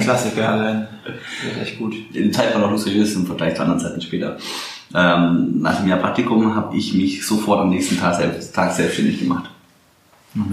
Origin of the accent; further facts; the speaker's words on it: Swabia, Baden-Württemberg, Germany; moved away as an adult; now in Berlin, Germany; dass ich Exilschwabe bin